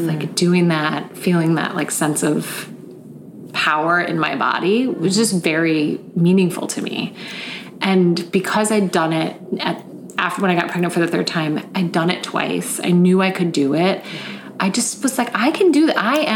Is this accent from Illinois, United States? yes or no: yes; Chicago, Illinois, United States; moved away; I'm from Chicago.